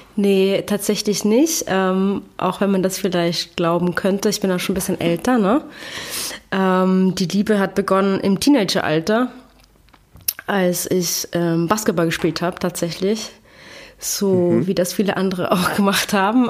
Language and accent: German; Graz, Styria, Austria; moved away as an adult; also born or lived in Vienna, Austria; now in Berlin, Germany; ich bin geboren in Graz und ah, dann bin ich nach Wien gezogen